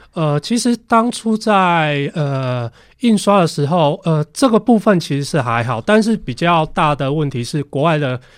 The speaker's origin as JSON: {"language": "Chinese", "country": "Taiwan", "said": "跟那个我们台湾人常常就是每年夏天都会碰到的台风"}